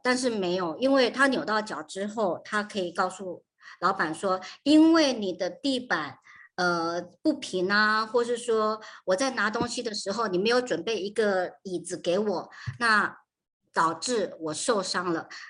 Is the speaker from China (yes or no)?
no; Taiwan; moved away as an adult; now in United States; 我是在台湾长大，台湾出生的